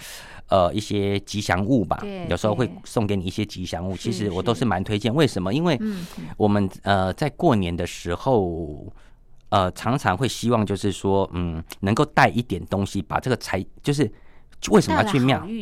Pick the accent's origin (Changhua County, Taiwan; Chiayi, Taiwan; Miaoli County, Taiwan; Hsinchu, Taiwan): Miaoli County, Taiwan; 你从苗栗这边沿海，其实有几间蛮有名的一个妈祖庙，有人有也许有去过。其实呃，在我家乡附近的有一个龙凤宫